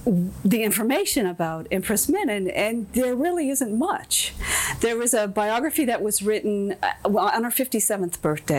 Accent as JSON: {"language": "English", "region": "Alaska", "country": "United States", "tie": "born or raised there", "also_born_or_lived": "Oregon / California / South Africa", "moved": "yes", "lives_now": "Hawaii, United States", "said": "I'm an Alaskan. I was born in Alaska, and, you know, in the early days, and that's where I'm from."}